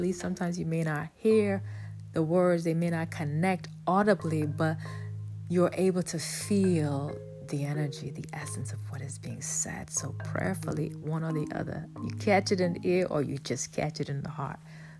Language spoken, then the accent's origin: English; Bronx, New York, United States; moved away; I'm coming from the Bronx. Bronx, New York, okay? No, I wasn't in New York for a long time, but long enough to have my experiences